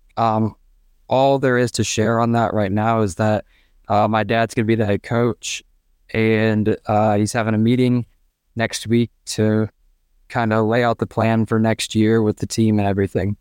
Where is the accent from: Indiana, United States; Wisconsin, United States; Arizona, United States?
Indiana, United States; Fort Wayne; I'm from Fort Wayne, Indiana, and I am a senior at Carroll High School